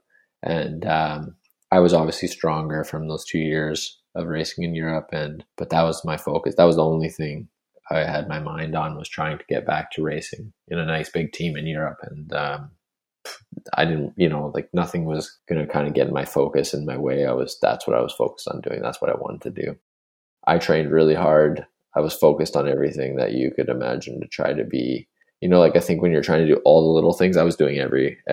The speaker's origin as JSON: {"language": "English", "town": "Spruce Grove", "region": "Alberta", "country": "Canada", "tie": "born or raised there", "said": "growing up in the West, I never really was exposed to much French at all. Spruce Grove, I didn't like learn French at all"}